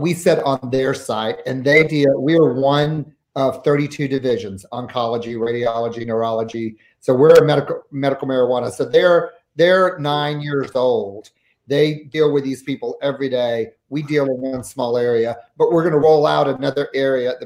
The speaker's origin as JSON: {"language": "English", "region": "the South", "country": "United States", "moved": "yes", "lives_now": "Seattle, United States", "said": "I am from the South"}